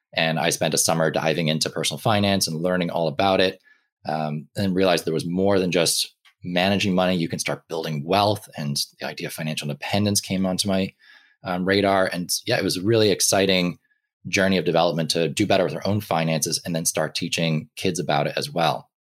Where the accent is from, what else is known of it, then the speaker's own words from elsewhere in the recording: Ireland; I grew up in Ireland, um, for a lot of my life